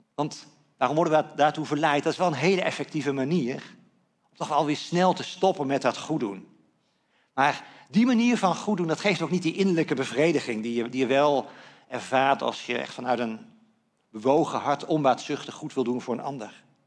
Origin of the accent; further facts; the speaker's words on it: Netherlands; als Nederlanders